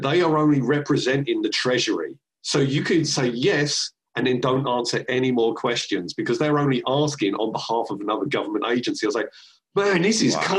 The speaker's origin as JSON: {"language": "English", "region": "London", "country": "United Kingdom", "also_born_or_lived": "San Francisco / Seattle", "moved": "yes", "said": "I'm from London and then going living in San Francisco and then living in Seattle."}